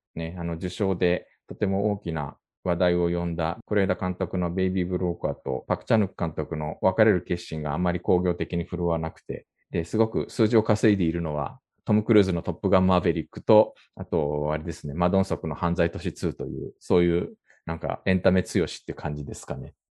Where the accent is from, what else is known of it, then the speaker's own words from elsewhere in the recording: Japan; now in South Korea; 日本生まれ今は2回目の韓国在住の日本人